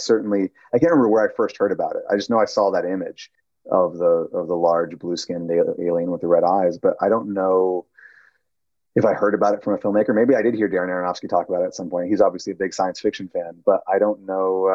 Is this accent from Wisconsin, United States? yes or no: yes; Milwaukee, Wisconsin, United States; moved away; I grew up in Milwaukee, Wisconsin